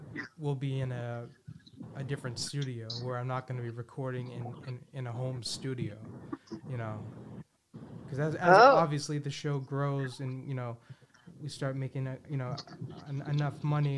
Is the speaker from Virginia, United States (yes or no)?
no; Boston, Massachusetts, United States; I'm from Boston